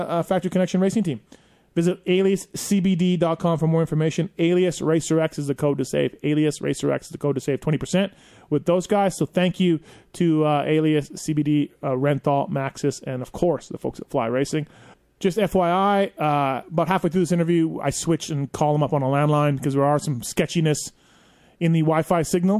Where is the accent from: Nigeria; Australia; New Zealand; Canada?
Canada; I'm Canadian